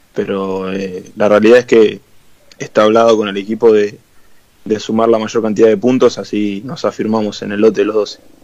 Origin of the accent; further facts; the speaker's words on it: Argentina; como buen argentino